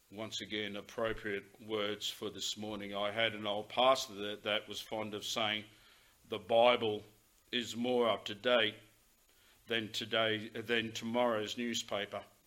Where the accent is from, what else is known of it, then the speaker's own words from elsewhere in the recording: Australia; we as Australian citizens